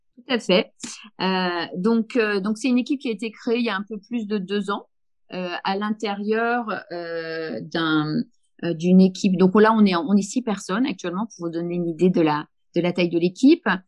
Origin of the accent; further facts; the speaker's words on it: Haute-Savoie, near Annecy, Auvergne-Rhône-Alpes, France; moved away as an adult; also born or lived in Lille; je viens de Haute-Savoie, je viens d'Annecy, dans un petit village, donc plutôt zone rurale. mon père était menuisier